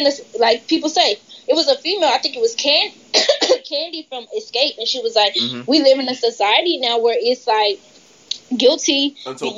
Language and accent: English; Atlanta, Georgia, United States; I'm from Atlanta